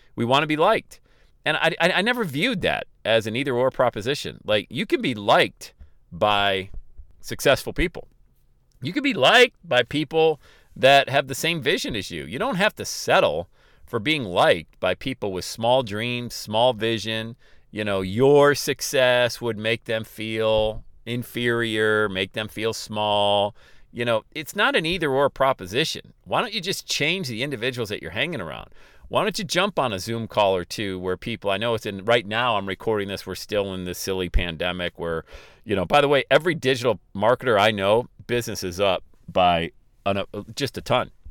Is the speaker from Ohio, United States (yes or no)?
yes; Ohio, United States; my hometown here in Ohio